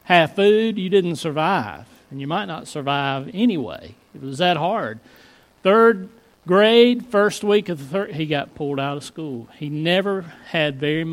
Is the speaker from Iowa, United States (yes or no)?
no; Floyd County, Virginia, United States; I grew up in Floyd County